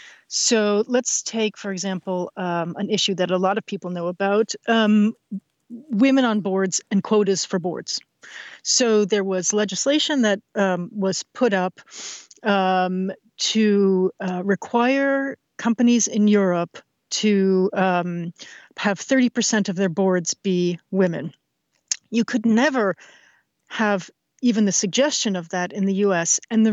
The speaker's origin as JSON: {"language": "English", "region": "New York", "country": "United States", "tie": "born or raised there", "said": "But listen, but I grew up in New York."}